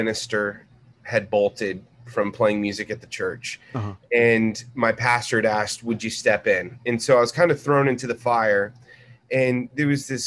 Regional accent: Corpus Christi, Texas, United States; now in Dallas, United States; I grew up in Corpus Christi. And I was a beach kid. My parents traveled around. My dad was a Navy pilot

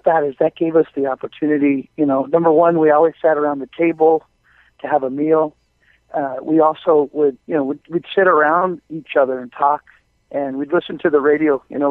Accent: Los Angeles, California, United States; born or raised there

